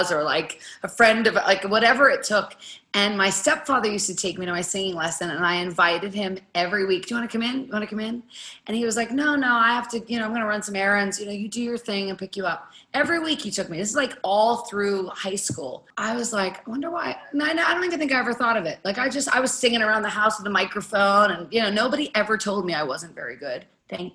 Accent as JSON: {"language": "English", "town": "Pittsburgh", "region": "Pennsylvania", "country": "United States", "said": "I am from Pittsburgh, Pennsylvania."}